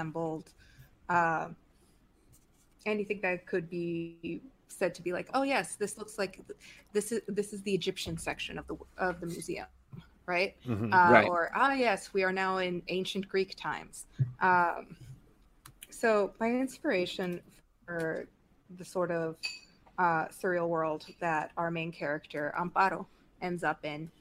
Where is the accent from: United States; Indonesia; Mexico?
Mexico; I grew up in Mexico. I am from Mexico.